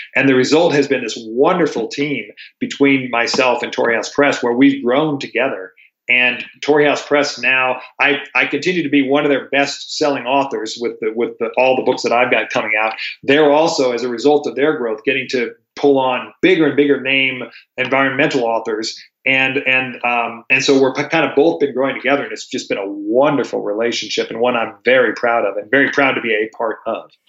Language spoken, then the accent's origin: English; Durango, Colorado, United States; I was raised here in Durango